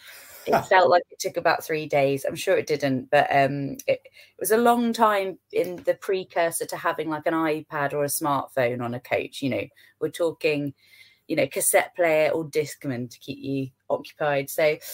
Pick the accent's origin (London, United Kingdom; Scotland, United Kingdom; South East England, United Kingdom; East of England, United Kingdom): East of England, United Kingdom; Hemel Hempstead; I grew up in Hemel Hempstead, so we did actually have a dry ski slope